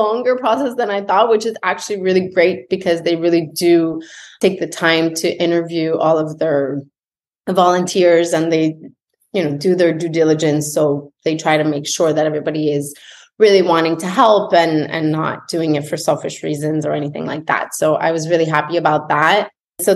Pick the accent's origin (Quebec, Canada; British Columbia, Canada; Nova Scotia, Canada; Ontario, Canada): Quebec, Canada; Montreal; moved away as an adult; now in Florida, United States; I'm from Montreal